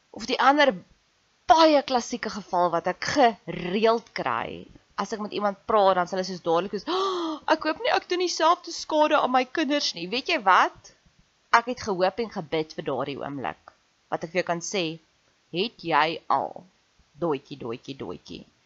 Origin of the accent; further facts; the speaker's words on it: South Africa; ek's ook 'n Suid-Afrikaner